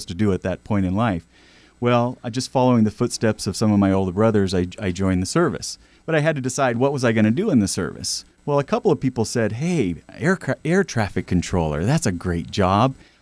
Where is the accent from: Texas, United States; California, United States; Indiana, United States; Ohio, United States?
California, United States; Marysville; we grew up in Northern California in a small town called Marysville and out in the rural area